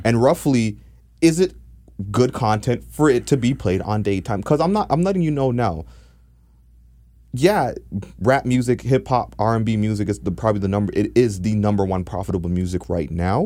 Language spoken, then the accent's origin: English; Jamaica; now in Toronto, Canada; I'm Jamaican